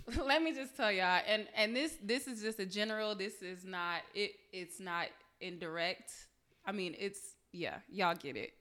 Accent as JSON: {"language": "English", "town": "Detroit", "region": "Michigan", "country": "United States", "said": "I'm from Detroit."}